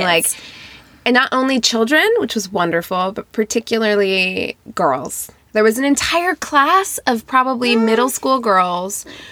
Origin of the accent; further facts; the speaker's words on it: Las Vegas, Nevada, United States; I grew up in Las Vegas